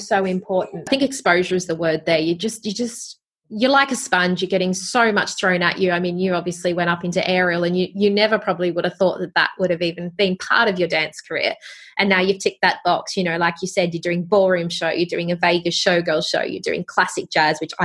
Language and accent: English; Wollongong, New South Wales, Australia; I was from Wollongong. I grew up there.